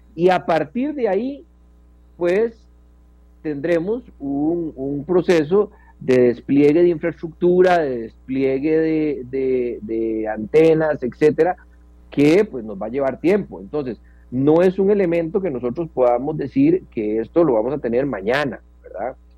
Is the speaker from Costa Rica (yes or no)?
yes; Costa Rica; also born or lived in Puriscal; como costarricenses